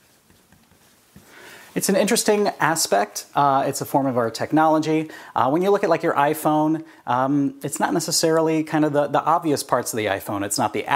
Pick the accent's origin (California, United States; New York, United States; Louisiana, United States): California, United States; I grew up in California